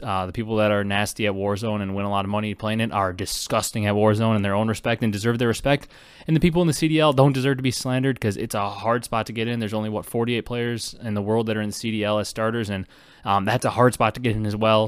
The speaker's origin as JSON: {"language": "English", "region": "Wisconsin", "country": "United States", "tie": "born or raised there", "said": "growing up in Wisconsin, not a Packer fan"}